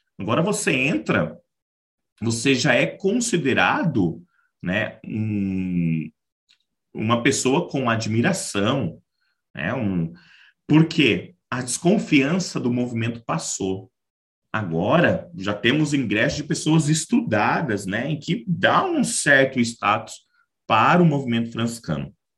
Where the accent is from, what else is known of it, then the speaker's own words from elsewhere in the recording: Marabá, Pará, Brazil; now in Caçapava, Brazil; Sou natural da cidade de Marabá, estado do Pará